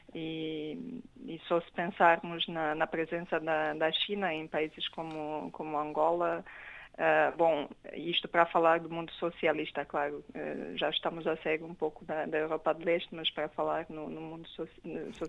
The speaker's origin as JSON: {"language": "Portuguese", "country": "Romania", "moved": "yes", "said": "no caso da, da Romênia, eu sou romeno"}